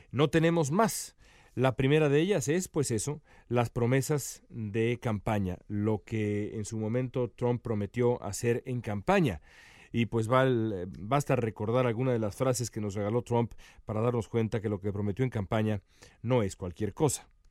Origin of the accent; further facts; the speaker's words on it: Mexico; moved away as an adult; now in Los Angeles, United States; soy eh, periodista mexicano, eh, nací en México hace ya casi 42 años